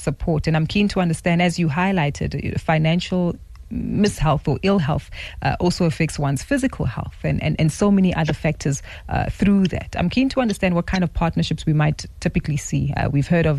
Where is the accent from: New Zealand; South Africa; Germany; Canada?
South Africa; us as South African consumers